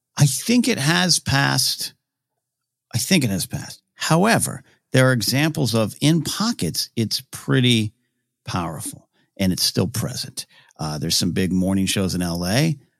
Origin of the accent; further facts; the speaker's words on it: Central Coast, California, United States; moved away; in my hometown, but it was Central Coast Film Society